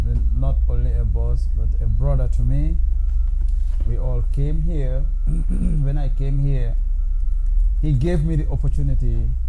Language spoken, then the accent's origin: English; Gambia; moved away as an adult; now in United States; I am from Gambia. It's a country in West Africa, by the coastline. We call the Gambia the smiling coast of Africa.